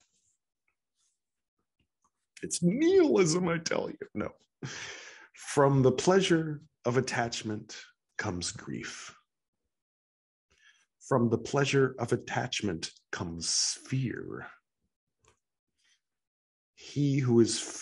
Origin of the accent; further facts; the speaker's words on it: California, United States; I'm from California